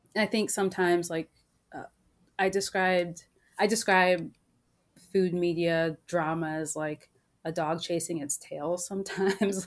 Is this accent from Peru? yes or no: no; Maryland, United States; I grew up in Maryland